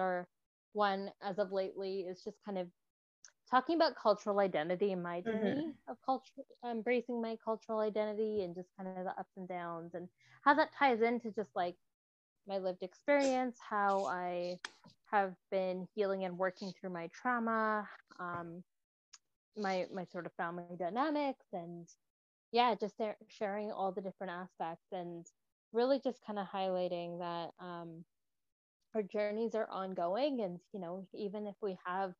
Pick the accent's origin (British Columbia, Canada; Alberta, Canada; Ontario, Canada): British Columbia, Canada; Vancouver; I have been born and raised in Vancouver